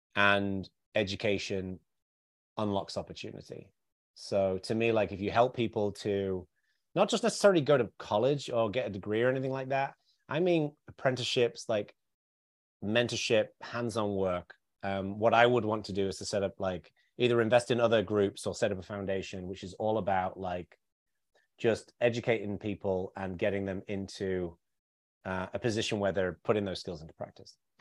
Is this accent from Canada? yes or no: no; the north of England, United Kingdom; I grew up in a very working class background in the north of England